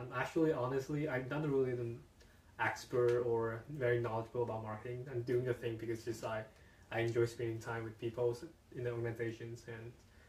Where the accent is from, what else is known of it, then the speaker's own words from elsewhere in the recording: China; moved away as an adult; now in Canada; back in my hometown, China.